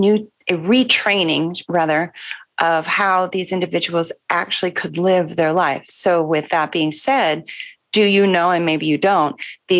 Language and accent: English; United States; I'm going to say this as an American